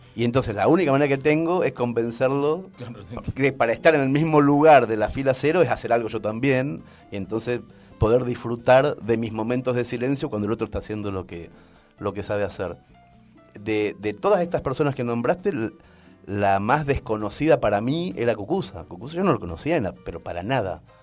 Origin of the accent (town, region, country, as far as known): Argentina; moved away as an adult; also born or lived in Spain